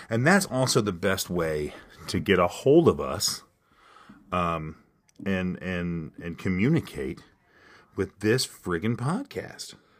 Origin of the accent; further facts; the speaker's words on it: Kentucky, United States; accent: southern; moved away as an adult; I'm from the southern part of the United States with my accent